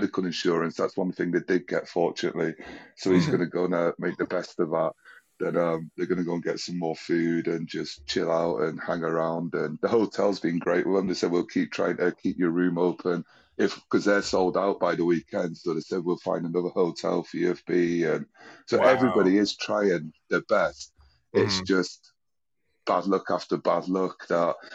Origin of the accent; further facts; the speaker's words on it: United Kingdom; being British